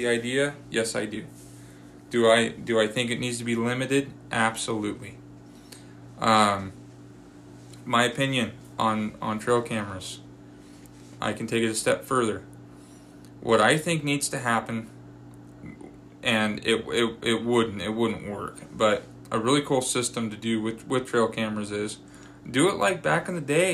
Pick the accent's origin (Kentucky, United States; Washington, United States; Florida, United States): Washington, United States; now in Kingman, United States; growing up in Washington